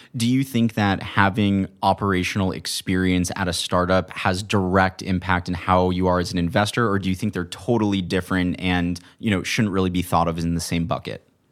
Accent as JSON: {"language": "English", "town": "Manhattan Beach", "region": "California", "country": "United States", "said": "also from Manhattan Beach"}